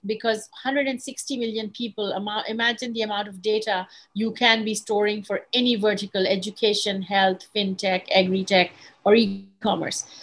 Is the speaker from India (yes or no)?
no; Bangladesh; moved away as an adult; also born or lived in England / Silicon Valley, United States; I am from Bangladesh. I was born in Bangladesh, and then I lived in Bangladesh and, and England